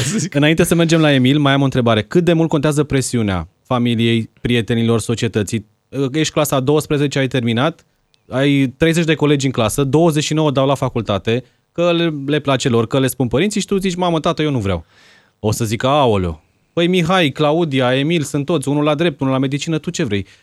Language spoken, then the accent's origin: Romanian; Timișoara, Timiș County, Romania; moved away as an adult; now in Bucharest, Romania; nu vreau să plec din Timișoara